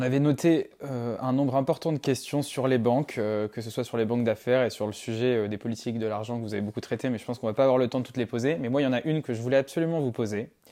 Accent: Madagascar; nous on a grandi à Madagascar avec Lucas

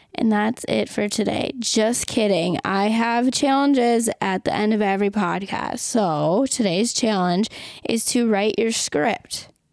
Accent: Minnesota, United States; moved away; living in Minnesota in my hometown

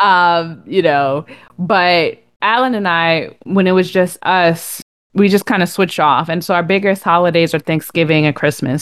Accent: Connecticut, United States; I'm from Connecticut

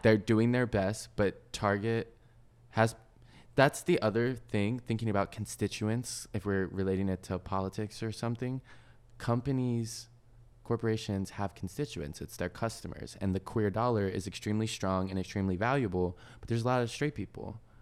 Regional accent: the South, United States; growing up in the South, Chick-fil-A's are everywhere

